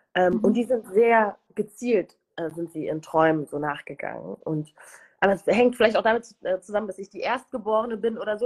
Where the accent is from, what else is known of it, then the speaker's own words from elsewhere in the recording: Germany; also born or lived in Rwanda / United Kingdom; zunächst in einem sehr kleines Städtchen. Äh, wir streiten uns immer in der Familie darüber, weil ich total oft Dorf sage und mhm. meine Familie mich immer so flamed